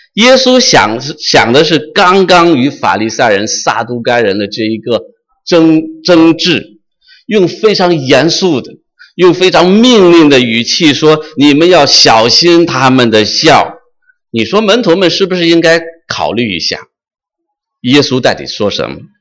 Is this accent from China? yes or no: yes; China; moved away; 我是生在红旗下，生在新中国，长在红旗下的一个彻头彻尾受无神论教育的这么一个人